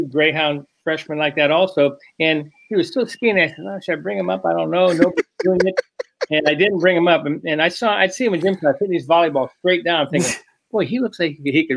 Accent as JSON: {"language": "English", "town": "Brookfield", "region": "Wisconsin", "country": "United States", "said": "I was from Brookfield"}